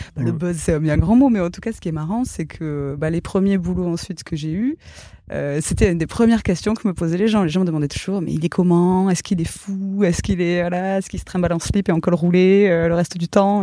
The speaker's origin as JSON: {"language": "French", "area": "Gers", "region": "Occitania", "country": "France", "tie": "born or raised there", "also_born_or_lived": "Toulouse", "moved": "yes", "said": "j'ai grandi dans le Gers"}